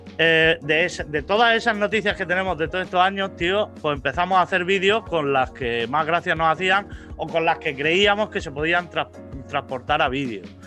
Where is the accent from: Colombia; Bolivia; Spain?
Spain; Vega Baja, Valencian Community; ser de la Vega Baja es, como, como no ser de ningún sitio